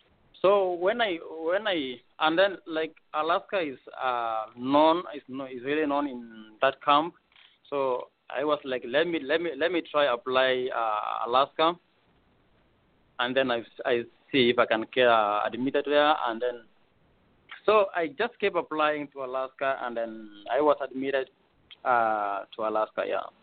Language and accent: English; Eldoret, Uasin Gishu County, Kenya; moved away as an adult; now in Anchorage, United States; I'm from Eldoret, Kenya.